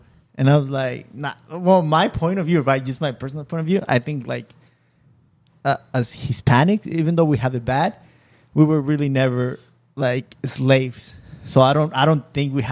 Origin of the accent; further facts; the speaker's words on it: Michoacán, Mexico; moved away; I'm Mexican, I'm from Michoacan